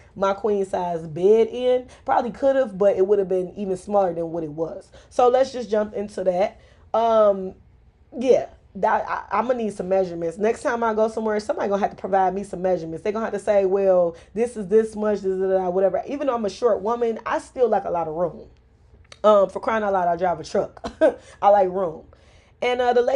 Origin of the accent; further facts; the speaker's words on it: Detroit, Michigan, United States; I am from Mexican Town. I am originating from Southwest Detroit.